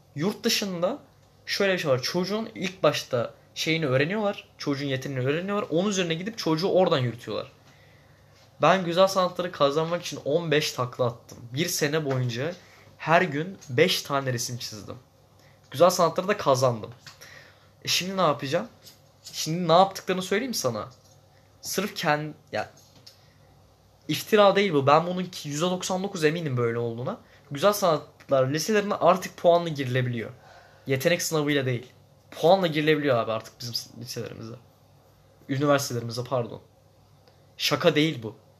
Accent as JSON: {"language": "Turkish", "region": "Zonguldak", "country": "Turkey", "tie": "born or raised there", "also_born_or_lived": "İzmir", "moved": "yes", "said": "ben İzmir'de doğdum. Zonguldak'ta büyüdüm belli bir yaşıma kadar."}